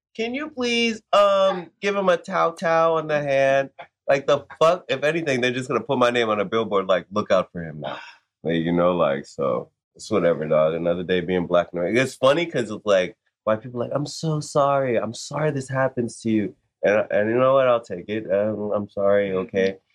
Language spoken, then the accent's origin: English; Florida, United States; I'm East Coast, so like Florida most of the time